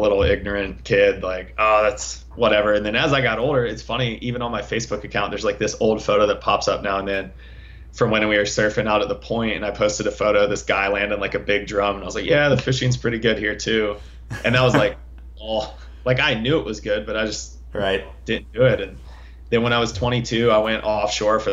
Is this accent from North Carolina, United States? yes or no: yes; Cape Hatteras, Outer Banks, North Carolina, United States; I grew up here in Cape Hatteras